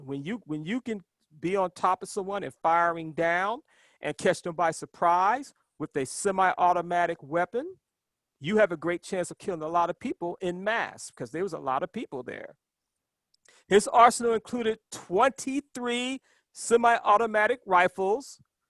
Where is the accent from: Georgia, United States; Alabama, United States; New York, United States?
Alabama, United States; Birmingham; I'm originally from Birmingham, Alabama